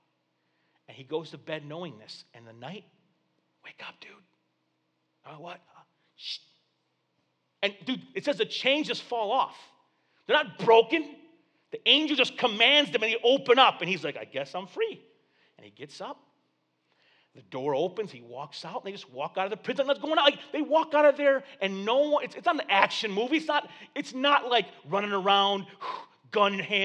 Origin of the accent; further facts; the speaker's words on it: Flint, Michigan, United States; I wasn't raised around water, dude. I'm from Flint, dude. The only body of water we had in Flint was the river, and you didn't go in there. There was three-eyed fish in that river, dude. That was a legend when I was a kid